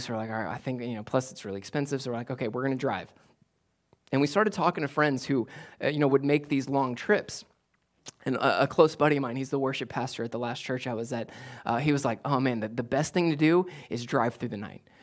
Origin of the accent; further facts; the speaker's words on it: United States; as American Westerners that we are